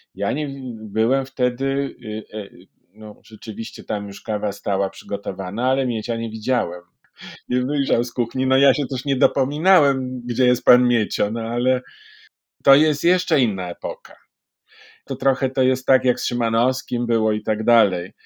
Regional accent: Warsaw, Masovian Voivodeship, Poland; Urodziłem się w Warszawie.

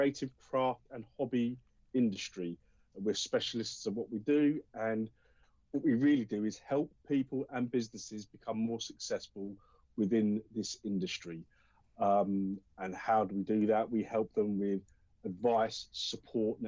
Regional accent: Colchester, East of England, United Kingdom; I am from Colchester, Essex

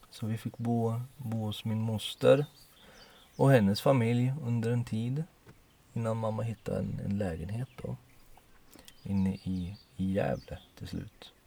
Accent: Poland; moved away; jag är ju född i Polen

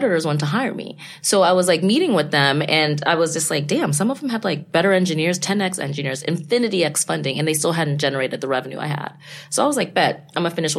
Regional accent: Texas, United States; also born or lived in Ghana; now in New York City, United States; I'm from Texas. We're from Texas. And before that, my family's from Ghana and West Africa.

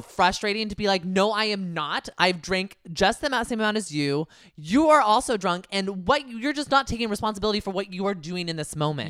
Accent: Bay Area, California, United States; my home area 'cause I'm from the Bay Area

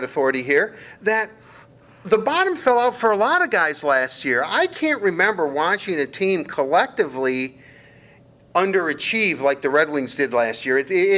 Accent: United States; first language English; we grew up in the United States and English, you know, well, debatable, but English is our native tongue

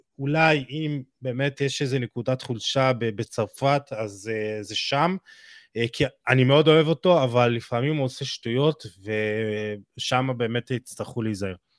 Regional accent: Israel; אנחנו בתור ישראלים

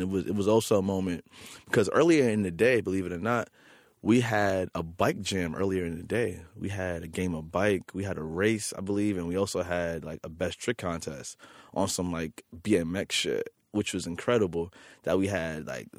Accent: New York City, New York, United States; For me, like, being a kid growing up in Queens, New York City, and having like DJ Clark Kent spin your 23rd birthday party

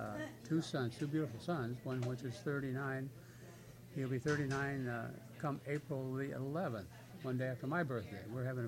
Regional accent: Indiana, United States; moved away as an adult; now in Massachusetts, United States; growing up in Indiana was wonderful.

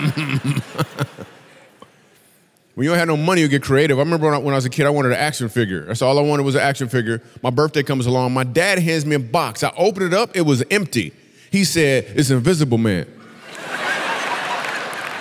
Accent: Michigan, United States; moved away as an adult; also born or lived in New York City; I'm from Michigan, but I moved to New York City because I'm doing comedy now

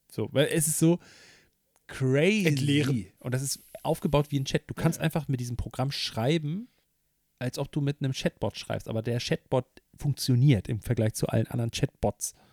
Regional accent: Düsseldorf, North Rhine-Westphalia, Germany; Ja, ich komme aus Düsseldorf.

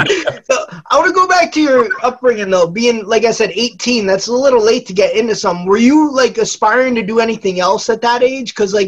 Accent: New Jersey, United States; now, obviously, we grew up in the U.S. We're from New Jersey on the East Coast.

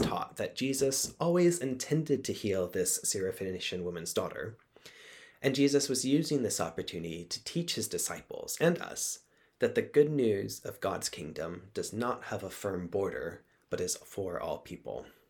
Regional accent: Texas, United States; I grew up in Texas as a Southern Baptist

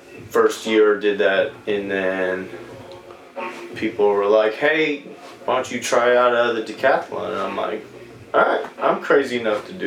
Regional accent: Columbus, Indiana, United States; also born or lived in Evansville, Indiana; now in Indianapolis, United States; I was born in Evansville, Indiana. Shortly after, moved to Columbus, Indiana, since, 5 years old, and been hanging out there ever since

